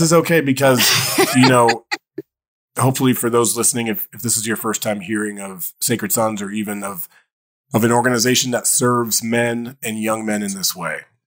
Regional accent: Dayton, Ohio, United States; i grew up in Dayton, Ohio

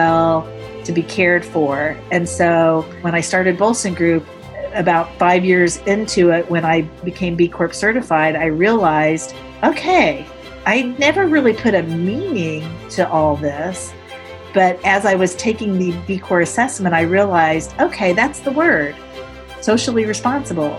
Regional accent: Indiana, United States; moved away as an adult; also born or lived in New York City; now in Indianapolis, United States; I grew up in Indiana, but I moved to New York City

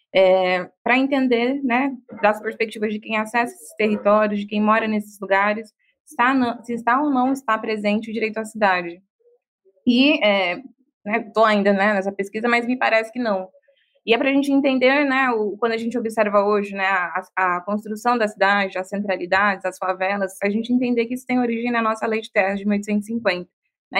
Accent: Bahia, Brazil; sou baiana

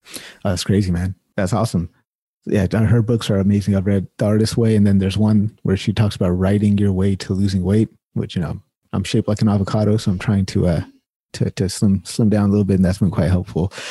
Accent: Sacramento, California, United States; I'm born and raised in Sacramento, California

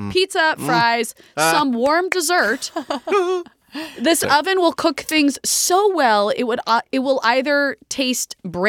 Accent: New Jersey, United States; Also, I'm from New Jersey, and I would say them that way.

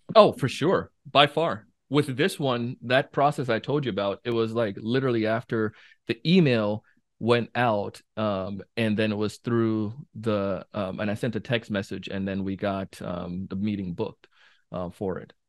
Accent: Jamaica; moved away; growing up in Jamaica as a kid

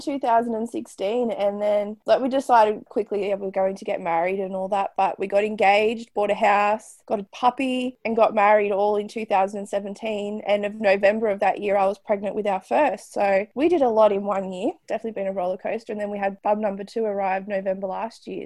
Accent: Newcastle, New South Wales, Australia; moved away as an adult; now in Richmond, Australia; I'm from Newcastle in New South Wales

